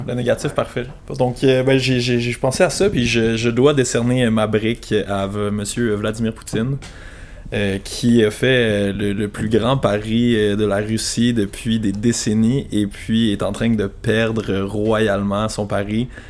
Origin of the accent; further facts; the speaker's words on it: Sherbrooke, Quebec, Canada; also born or lived in Gaspésie; j'ai grandi à Sherbrooke